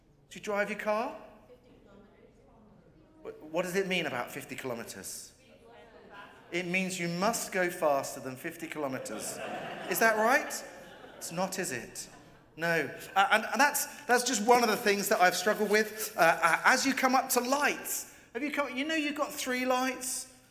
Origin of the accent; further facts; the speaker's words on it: England, United Kingdom; I'm an Englishman.